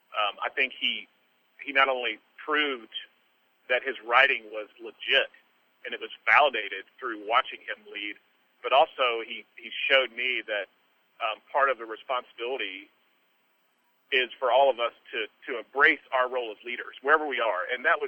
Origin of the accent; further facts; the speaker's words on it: outside of Tulsa, Oklahoma, United States; I'm just a knucklehead from Oklahoma. I mean, I grew up outside of Tulsa.